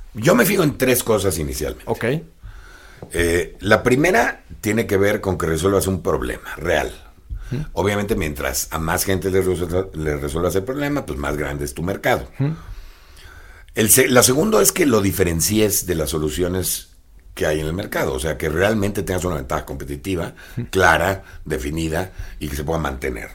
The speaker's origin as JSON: {"language": "Spanish", "country": "Mexico", "said": "como mexicanos"}